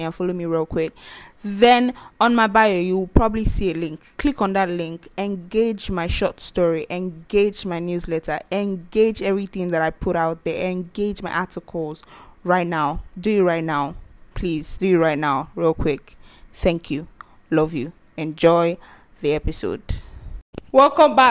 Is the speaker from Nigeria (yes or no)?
yes; Nigeria; as a Nigerian